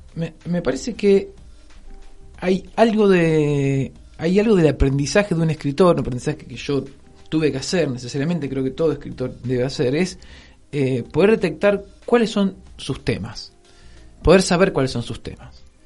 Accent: Rosario, Santa Fe, Argentina; also born or lived in Noetinger; me crié en Rosario, en el centro de Rosario

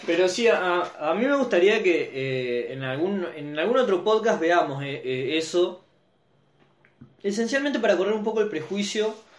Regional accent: Santa Fe, Argentina; yo amo Santa Fe porque es la ciudad que, que, representa mi lugar en el mundo

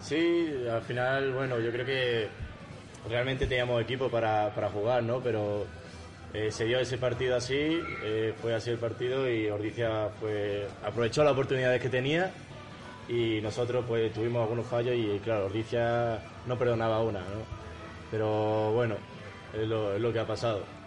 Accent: Tomares, Andalusia, Spain; now in Valladolid, Spain; yo soy de Sevilla y empecé allí. Mi padre, como es de aquí de Valladolid, me lo, introdujo un poco. Con nueve años o así, eh, fui a probar ahí a, mi pueblo, en Tomares

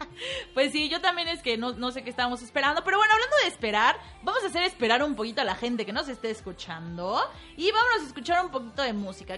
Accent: Mexico; como mexicanos

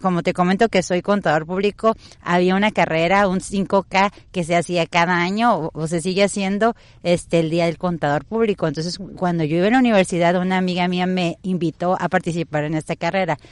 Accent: Tijuana, Baja California, Mexico; moved away as an adult; now in Vista, United States; yo soy totalmente aquí de Tijuana, tengo poco tiempo que tuve la, fortuna, se podría decir, o, la vida me llevó a estar ahorita en, allá en, Estados Unidos, en Vista, pero yo soy tijuanense de aquí

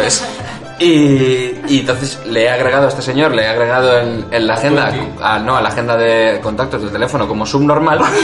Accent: Madrid, Community of Madrid, Spain; soy de Madrid

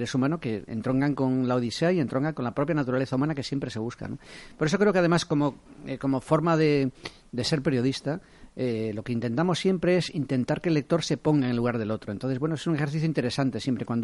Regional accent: Galicia, Spain; yo soy gallego

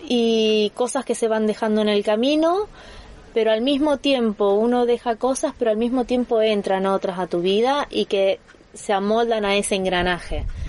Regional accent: Argentina; now in Andorra; nosotros somos argentinos

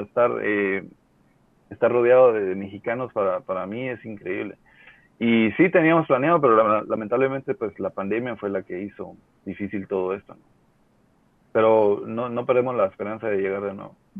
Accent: Guatemala; todos somos guatemaltecos

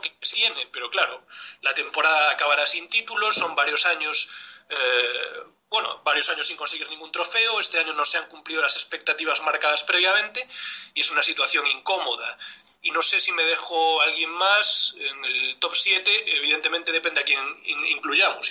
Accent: Galicia, Spain; mi tierra, de Galicia

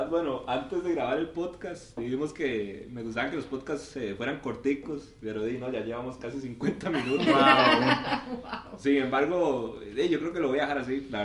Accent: Costa Rica; como buen tico

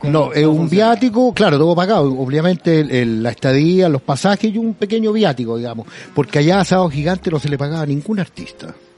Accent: Chile; Somos así los chilenos

